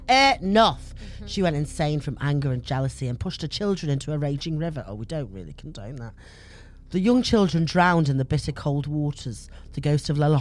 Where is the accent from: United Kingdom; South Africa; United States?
United Kingdom; Stoke-on-Trent, West Midlands; I'm from Stoke-on-Trent.